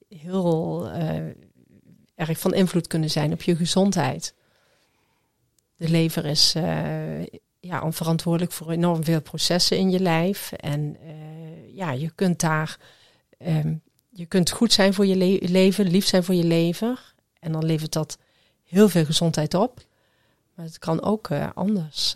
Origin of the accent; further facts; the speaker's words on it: Groesbeek, Gelderland, Netherlands; ik kom uit Groesbeek